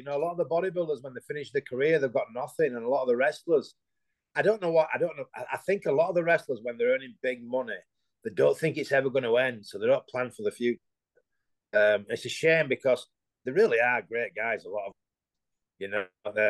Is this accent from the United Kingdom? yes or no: yes; England, United Kingdom; because I come from England, you automatically get this image